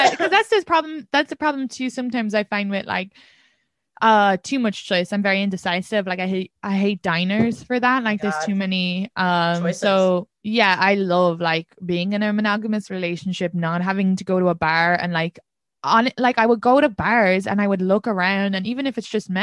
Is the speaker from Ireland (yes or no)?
yes; Ireland; moved away as an adult; now in New York City, United States; being an immigrant, being Irish